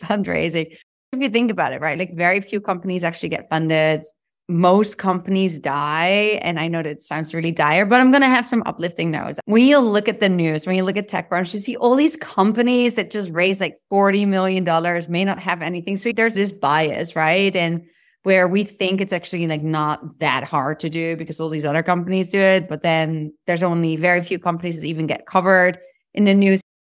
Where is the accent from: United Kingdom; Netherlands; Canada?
Netherlands; moved away as an adult; now in United States; I'm from the Netherlands originally